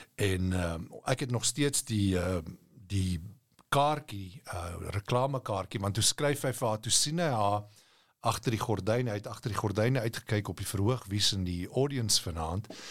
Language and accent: Afrikaans; South Africa; moved away as an adult; now in United States; ek as 'n Afrikaner